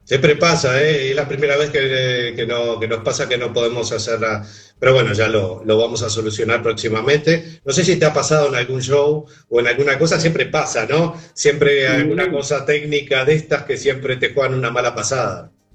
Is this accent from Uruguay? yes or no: yes; Montevideo, Uruguay; yo soy de Montevideo